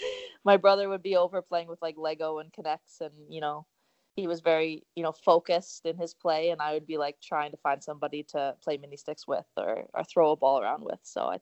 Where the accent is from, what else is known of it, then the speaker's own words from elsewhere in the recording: Oakville, Ontario, Canada; my hometown, Oakville